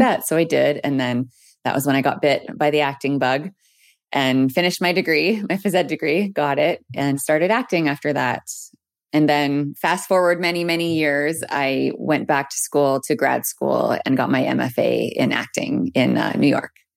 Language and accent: English; Peace River, Alberta, Canada; moved away; also born or lived in Edmonton; I'm from Peace River, Alberta, born and raised.